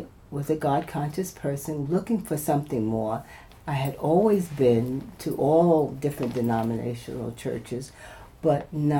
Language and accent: English; New York City, New York, United States; moved away; I'm originally from New York City.